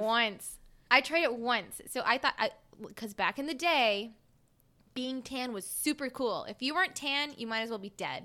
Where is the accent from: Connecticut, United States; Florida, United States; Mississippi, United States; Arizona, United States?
Mississippi, United States; South; I'm from South Mississippi.